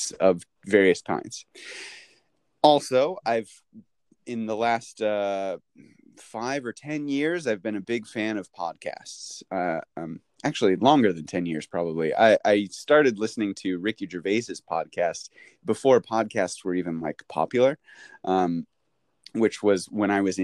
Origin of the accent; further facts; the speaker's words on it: St. Louis, Missouri, United States; moved away as an adult; now in Japan; I'm from St. Louis, Missouri. And I grew up there